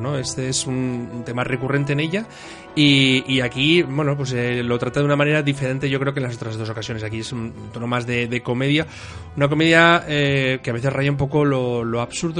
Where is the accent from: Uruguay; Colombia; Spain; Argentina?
Spain; a nosotros eh, eh, como españoles